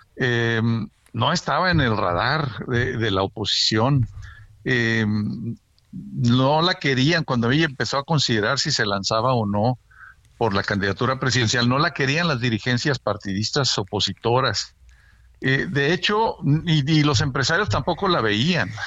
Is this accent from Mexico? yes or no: yes; Monterrey, Nuevo León, Mexico; moved away as an adult; ya voy para tres años viviendo de regreso en mi tierra, en Monterrey